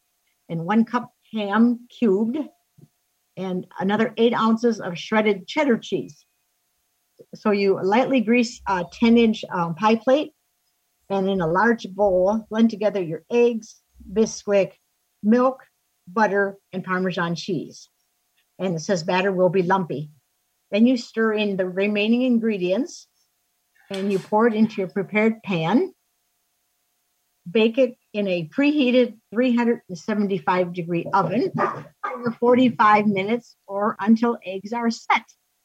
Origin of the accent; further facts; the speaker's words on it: Arcadia, Wisconsin, United States; I'm from Arcadia, Wisconsin, enjoying some cold weather.